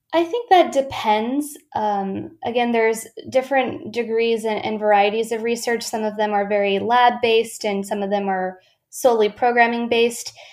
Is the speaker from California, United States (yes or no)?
yes; Ventura, California, United States; my hometown of Ventura, California.